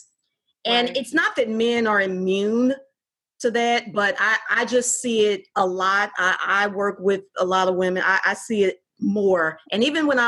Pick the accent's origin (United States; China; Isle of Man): United States; Fort Worth, Texas; moved away as an adult; now in Houston, United States; my hometown of Fort Worth